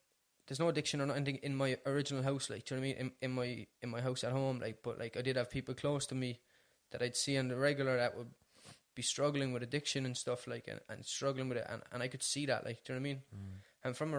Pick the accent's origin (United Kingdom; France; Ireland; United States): Ireland; Cork, Munster; I'm from Ballyfeehan originally